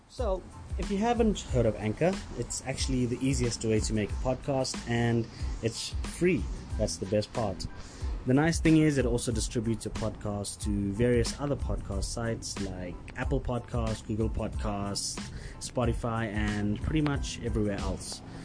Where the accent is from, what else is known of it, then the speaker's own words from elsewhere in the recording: Durban, KwaZulu-Natal, South Africa; now in Johannesburg, South Africa; So I grew up in Durban, but I haven't. I've lived in Joburg now for close to fifteen years or sixteen years.